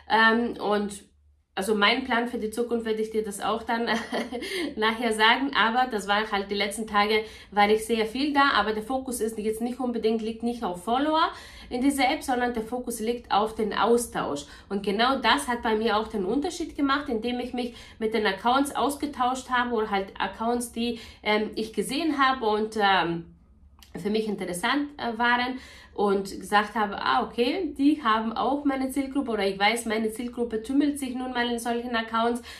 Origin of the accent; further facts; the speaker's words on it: Bavaria, Germany; ich komme aus Niederbayern, ich habe zwei Kinder, ich bin verheiratet, bla bla bla.